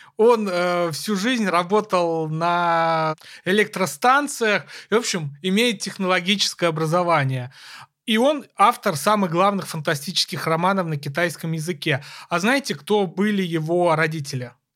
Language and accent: Russian; Kursk, Kursk Oblast, Russia; моего родного города Курска